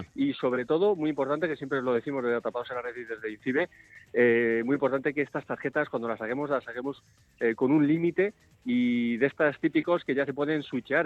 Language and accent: Spanish; Spain; Nosotros no somos americanos, somos españoles